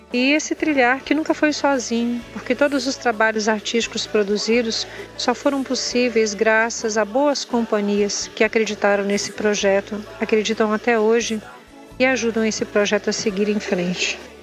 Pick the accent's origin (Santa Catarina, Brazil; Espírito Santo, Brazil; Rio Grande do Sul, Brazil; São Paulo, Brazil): Espírito Santo, Brazil; Cariacica; na região onde eu nasci mesmo, onde eu fui criada, no bairro Vila Palestina e por outros bairros que compõem Cariacica